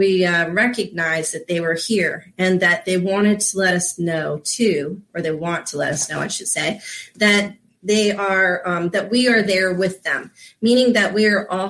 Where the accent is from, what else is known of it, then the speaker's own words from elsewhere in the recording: Florida, United States; I grew up here in Florida